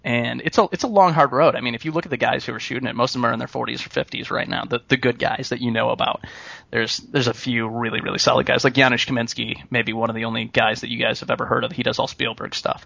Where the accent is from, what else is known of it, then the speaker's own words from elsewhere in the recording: Peru, Illinois, United States; moved away as an adult; also born or lived in Chicago, Illinois; now in Los Angeles, United States; I grew up in Peru, Illinois. I went to LP High School, like everybody else, I think, in that town